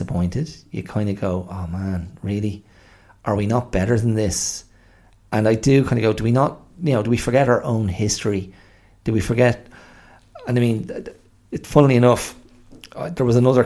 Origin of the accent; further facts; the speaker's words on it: Ireland; as Irish people